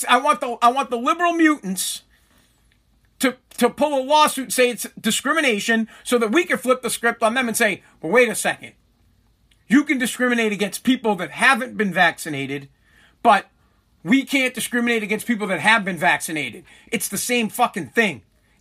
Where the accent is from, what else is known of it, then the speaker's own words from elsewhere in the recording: Massachusetts, United States; I am from Massachusetts